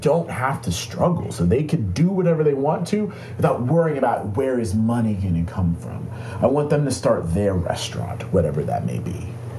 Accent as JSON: {"language": "English", "town": "Atlanta", "region": "Georgia", "country": "United States", "tie": "born or raised there", "said": "Atlanta, Georgia."}